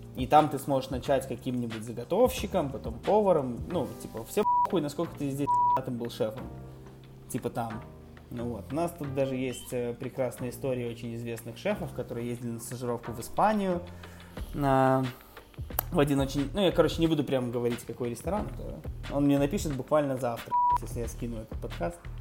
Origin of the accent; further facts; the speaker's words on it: Minsk, Belarus; я типа вырос э, в детстве на Комаровке, ну, район Комаровки